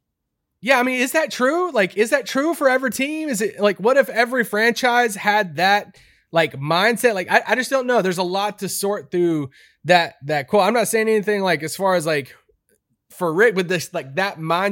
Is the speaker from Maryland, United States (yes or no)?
yes; Baltimore, Maryland, United States; My stepmom growing up, I was from Baltimore, got me loving the Ravens at such a young age.